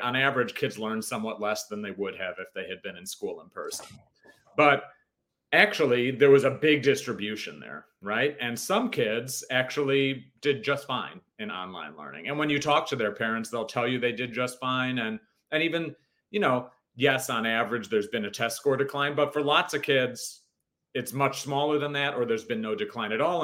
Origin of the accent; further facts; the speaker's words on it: Hinsdale, Illinois, United States; now in Los Angeles, United States; My um, my parents moved to a town called Hinsdale, which is a suburb of Chicago, um, right before I was born